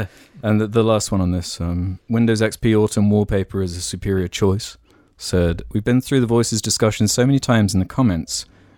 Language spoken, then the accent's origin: English; Australia; I'm Australian, and so I believe I have a better grasp on the Queen's English than the average American.